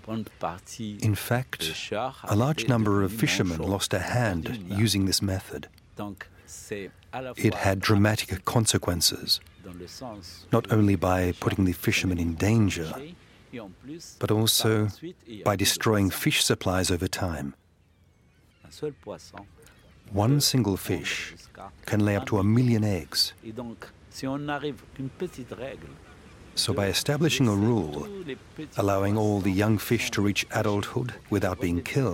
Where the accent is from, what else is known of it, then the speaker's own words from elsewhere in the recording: Fez, Fès-Meknès, Morocco; moved away as an adult; also born or lived in Al Hoceima, Morocco; I was born in Fez, but discovered Al Hosseima National Park in 1987, when I was posted as an earth life science professor